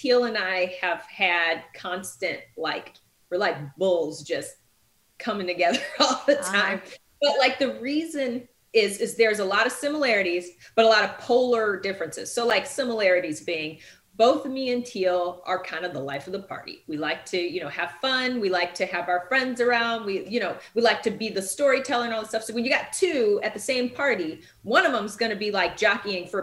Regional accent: the North, United States; moved away; also born or lived in the South; I'm from the North

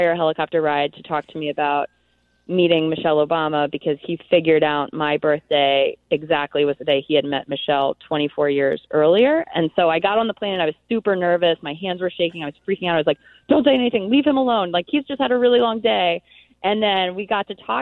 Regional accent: Philadelphia, Pennsylvania, United States; I'm from Philadelphia

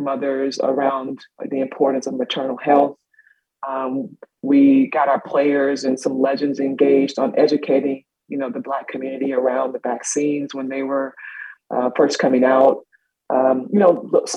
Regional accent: South Carolina, United States; now in Boston, United States; I'm from South Carolina.

